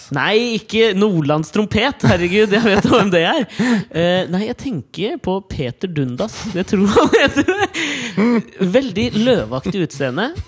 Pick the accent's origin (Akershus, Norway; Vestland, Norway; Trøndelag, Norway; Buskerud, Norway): Akershus, Norway; Kolbotn; der jeg kommer fra